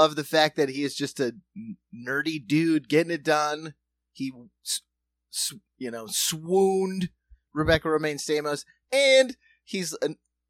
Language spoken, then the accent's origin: English; South Dakota, United States; moved away; also born or lived in New York City; I'm a rube from South Dakota